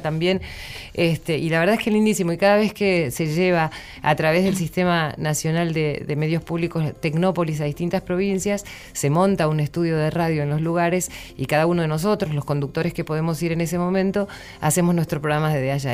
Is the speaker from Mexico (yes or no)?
no; San Antonio de Areco, Buenos Aires Province, Argentina; yo soy de, de San Antonio de Areco